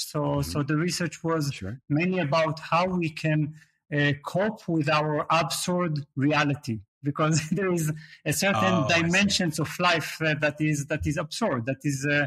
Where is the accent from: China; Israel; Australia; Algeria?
Israel; moved away as an adult; also born or lived in Berlin, Germany / Leeds, United Kingdom; now in Portugal; Yes, I was born in Israel